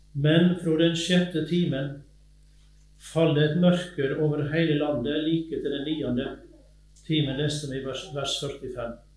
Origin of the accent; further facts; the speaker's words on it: Sunnhordland, Vestland, Norway; accent: Western Norwegian (vestlending); also born or lived in Innset, Sør-Trøndelag; now in Telemark, Norway; Og jeg er vestlending, som du sikkert hører, fra Sunnhordland kommer jeg egentlig